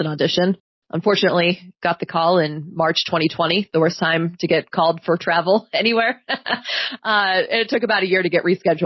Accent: Pennsylvania, United States; moved away as an adult; now in Kent, United States; I grew up in Pennsylvania, where there's a lot of small towns

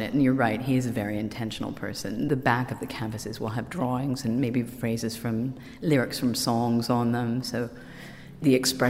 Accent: Canada; I could see them as Kate and Pete because I was from Canada at the time.

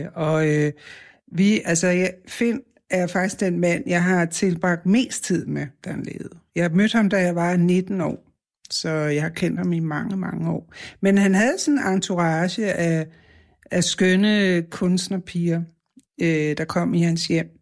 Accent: Copenhagen, Capital Region of Denmark, Denmark; Jeg er fra Vesterbro

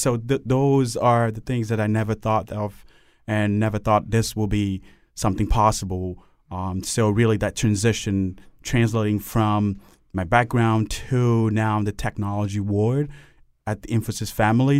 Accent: Cameroon; now in Hartford, United States; I grew up in um, Cameroon, and then other countries have been to several countries as well

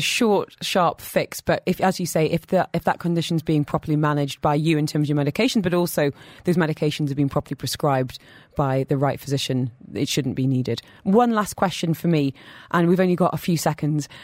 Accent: United Kingdom; now in United Arab Emirates; as a Brit

